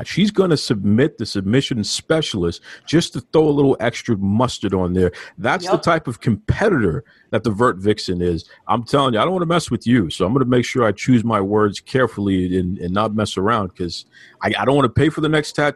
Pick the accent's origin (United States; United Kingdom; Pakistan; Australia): United States; Boston, Massachusetts; I'm from Boston